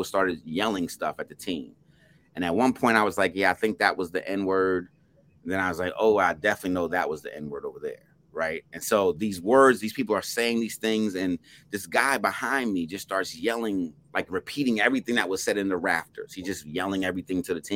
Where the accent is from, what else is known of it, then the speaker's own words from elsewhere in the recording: Plainfield, New Jersey, United States; I'm from Plainfield, New Jersey.